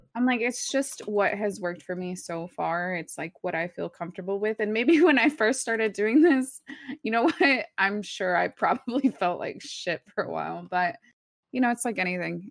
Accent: Dallas, Texas, United States; first language Spanish; English is a second language; we grew up in Texas

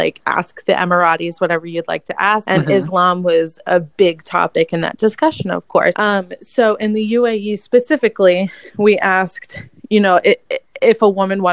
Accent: United States

